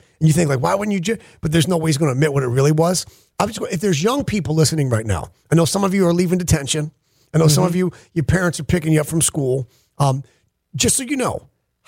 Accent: Geneva, New York, United States; moved away; my hometown in Geneva, New York, I sleep in the bedroom that was my bedroom as a kid.

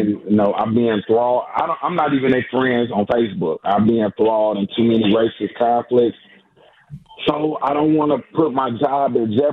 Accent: United States; I'm an American.

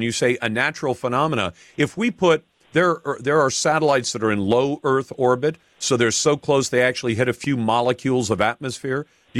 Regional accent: Taiwan; born there; Eric, you may have heard me say I was born in Taiwan. My parents were American. They're both passed away. But I was born in Taiwan.

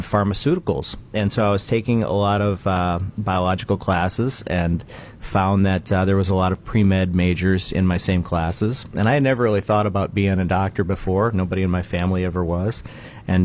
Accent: Verona, Wisconsin, United States; also born or lived in Milwaukee, Wisconsin / Twin Cities, Minnesota; now in Beaver Dam, United States; I grew up in Verona, Wisconsin, just west of Madison

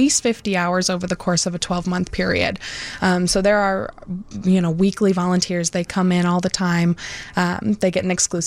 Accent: Lake County, Illinois, United States; also born or lived in Iowa

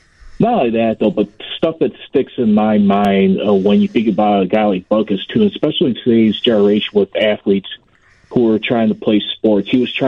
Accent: Chicago, Illinois, United States; I'm a Steelers fan, and like I know I'm from Chicago.

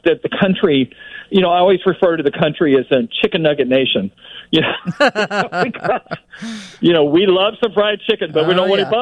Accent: Florida, United States; now in Chicago, United States; I came from Florida.

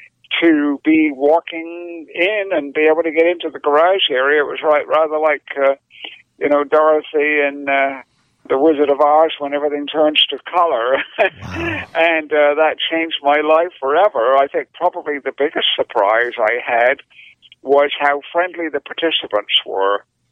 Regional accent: United Kingdom; I'm actually British, although it doesn't sound like it anymore.

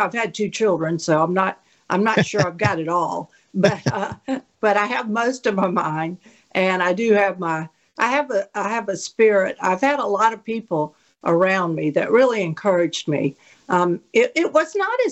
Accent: Biloxi, Mississippi, United States; also born or lived in Louisville, Mississippi; we shortly thereafter moved to Biloxi, and so I grew up in Biloxi and went to Biloxi Public Schools and graduated from there

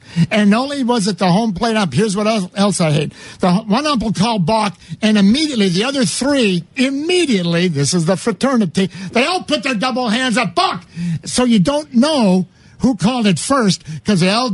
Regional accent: La Grange Park, Illinois, United States; I grew up in LaGrange Park.

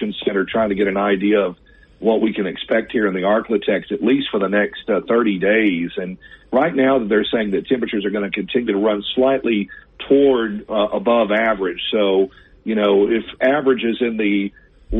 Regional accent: Gulf Coast, United States; I grew up on the Gulf Coast myself

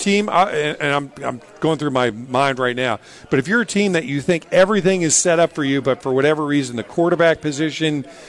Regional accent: West Coast, United States; Nothing against Green Bay, but I'm from the West Coast. That's where I feel most comfortable, and that's where I want to raise the kids.

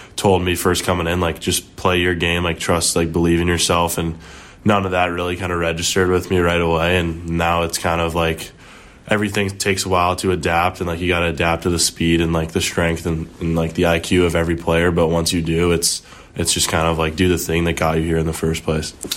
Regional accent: Wilmette, Illinois, United States; Started off at, uh, the Wilmette Braves, like my hometown team.

